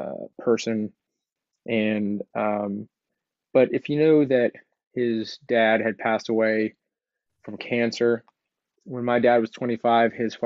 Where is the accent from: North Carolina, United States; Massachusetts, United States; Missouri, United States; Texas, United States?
Texas, United States; Houston; also born or lived in Los Angeles; now in Austin, United States; I grew up in Texas. I was born in 1982. All right. And, I'm sixth or seventh generation Houston Texan.